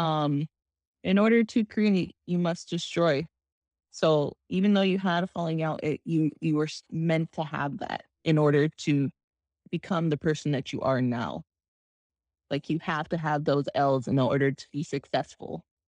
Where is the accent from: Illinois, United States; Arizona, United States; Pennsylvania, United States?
Arizona, United States; I come from Arizona